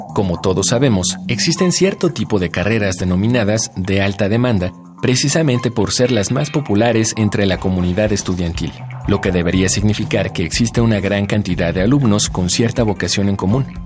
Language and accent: Spanish; Guanajuato, Mexico; Soy de Guanajuato Capital